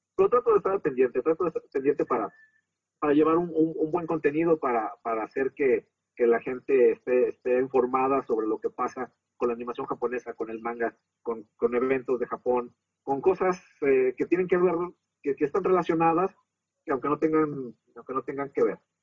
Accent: Mexico

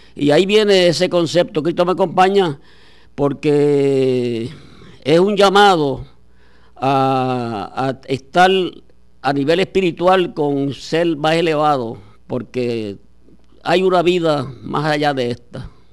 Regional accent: Aguada, Puerto Rico; escuelas de mi pueblo de Aguada

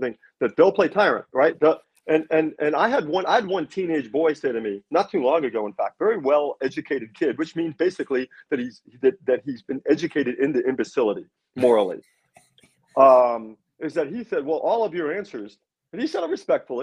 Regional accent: New York, United States; I'm from New York

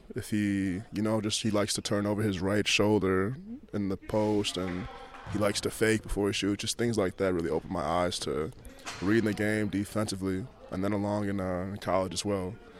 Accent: Chicago, Illinois, United States; moved away as an adult; now in England; I grew up going through and seeing every day in Chicago

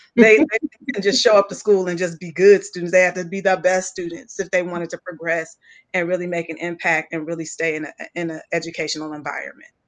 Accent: West Coast, California, United States; I'm from West Coast based. We don't have that kind of history in that way in California

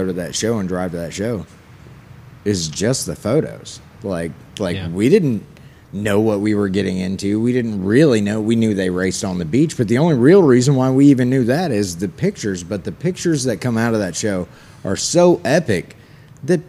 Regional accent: Johnson, Kansas, United States; I came from a place called Johnson, Kansas in the Midwest that might be 1 mile square

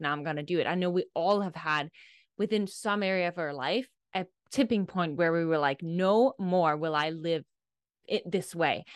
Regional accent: Denmark; I'm from Denmark, i, in Europe, and I grew up

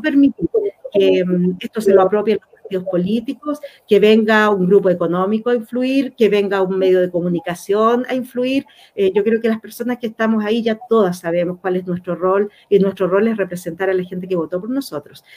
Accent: Chile; Acá somos todos chilenos y chilenas

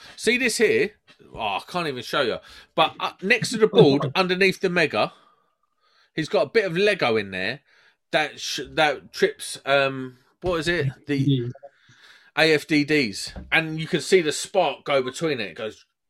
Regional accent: Croydon, London, United Kingdom; I'm from Croydon

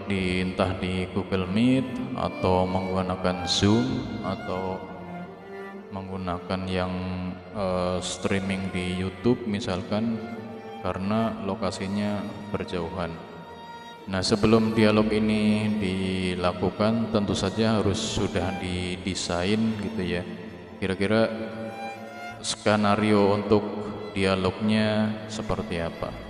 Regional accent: Lampung, Indonesia; accent: Ngapak; saya Wong Tua Ngapak dari Lampung

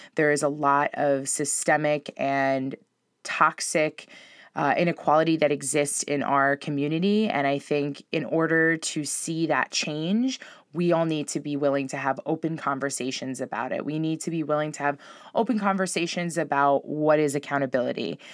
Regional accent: Long Island, New York, United States; also born or lived in Spain; I grew up on Long Island

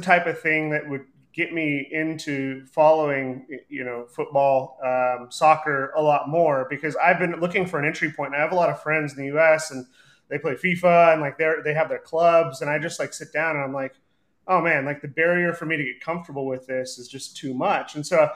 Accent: Dallas, Texas, United States; growing up in Dallas

